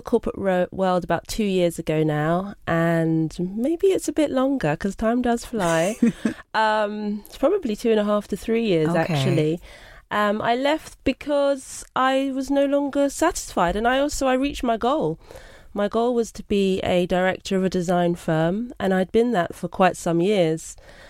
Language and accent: English; Brixton, London, United Kingdom; I'm from Brixton, born and bred, and I am of Jamaican and British heritage.